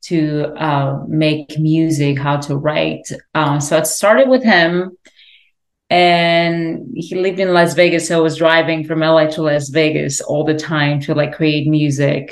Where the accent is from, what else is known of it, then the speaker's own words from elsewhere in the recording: France; moved away as an adult; also born or lived in Lebanon; now in Los Angeles, United States; So I grew up in France. I'm Lebanese, but I spent my half of my life in France.